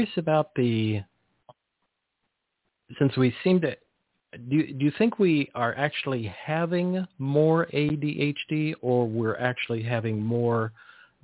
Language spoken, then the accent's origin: English; Monterey Peninsula, California, United States; as a kid, I grew up in the Monterey Peninsula in agricultural area